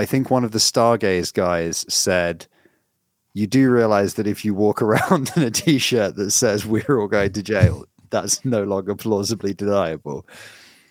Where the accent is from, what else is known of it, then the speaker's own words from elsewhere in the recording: Australia; I'm Australian